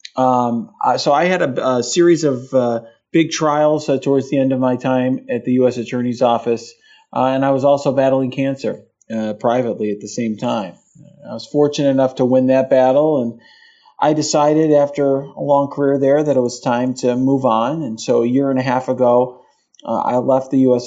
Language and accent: English; Chicago, Illinois, United States; I was born in Chicago.